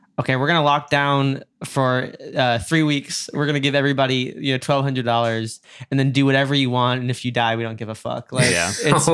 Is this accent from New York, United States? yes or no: yes; New York, United States; I grew up in New York.